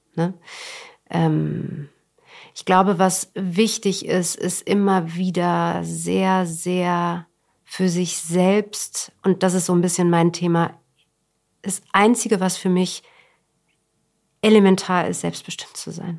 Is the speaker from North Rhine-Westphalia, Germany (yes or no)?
no; Berlin, Germany; ich bin äh, in Westberlin groß geworden